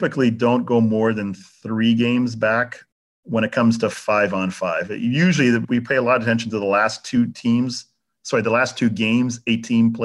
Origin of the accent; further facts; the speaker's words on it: Canada; moved away; also born or lived in Jamaica / Florida; I was raised in Canada